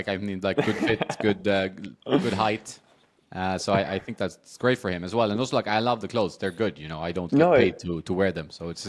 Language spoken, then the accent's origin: English; Washington, District of Columbia, United States; Like, DC used to be my hometown many years ago, but I want to go to the City Open, couldn't make it this year.